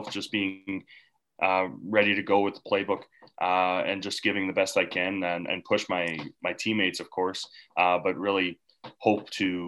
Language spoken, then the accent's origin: English; Canada; also born or lived in Regina